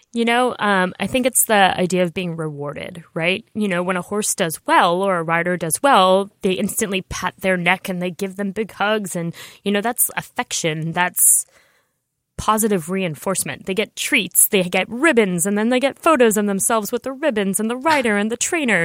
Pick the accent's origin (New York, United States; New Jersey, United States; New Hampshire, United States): New York, United States; I grew up in New York where I didn't know how to drive a car until I was thirty years old